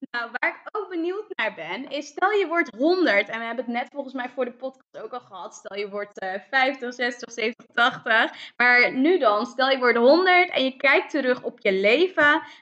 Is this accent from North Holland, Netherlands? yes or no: no; town between Dordrecht and Rotterdam, South Holland, Netherlands; Nee, ik heb daar eigenlijk altijd gewoond. Ik ben geboren in Dordrecht, maar ik ben daar echt wel eh, opgegroeid.